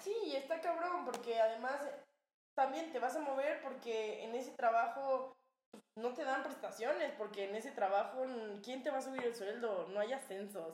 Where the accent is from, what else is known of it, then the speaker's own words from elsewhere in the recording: Cuernavaca, Morelos, Mexico; now in Mexico City, Mexico; de Cuernavaca